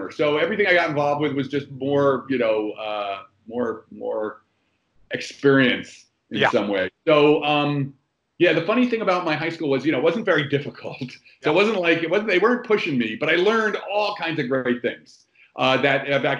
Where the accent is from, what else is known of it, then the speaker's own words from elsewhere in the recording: New Jersey, United States; also born or lived in New York City; I grew up actually in New Jersey, the industrial parts of New Jersey.